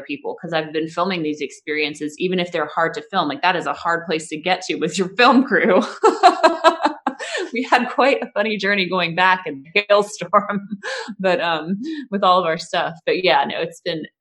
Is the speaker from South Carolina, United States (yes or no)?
yes; South Carolina, United States; now in Washington, D.C., United States; I grew up in South Carolina